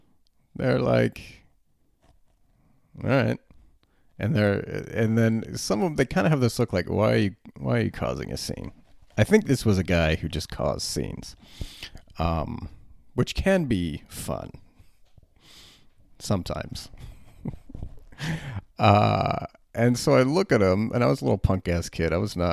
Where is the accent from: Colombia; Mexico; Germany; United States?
Germany; Berlin; When I was 14, growing up in Berlin, I was a little fat kid, a little long-haired, red-headed fat kid.